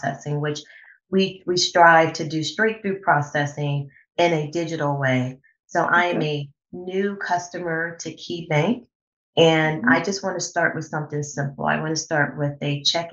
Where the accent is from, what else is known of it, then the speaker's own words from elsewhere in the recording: Cleveland, Ohio, United States; I am born and raised in Cleveland